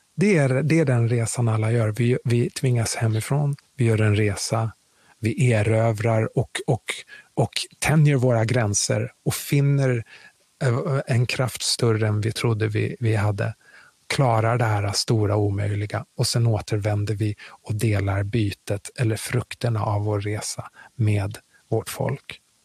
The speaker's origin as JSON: {"language": "Swedish", "country": "Sweden", "tie": "born or raised there", "also_born_or_lived": "Kinshasa, Congo / New York", "said": "det Sverige som jag växte upp i, och som har format mig, för jag är väldigt svensk"}